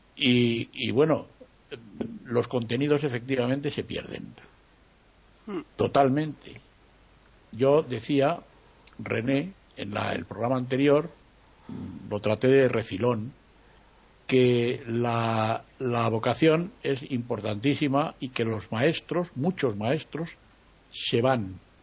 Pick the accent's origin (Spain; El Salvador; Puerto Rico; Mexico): Spain; mi país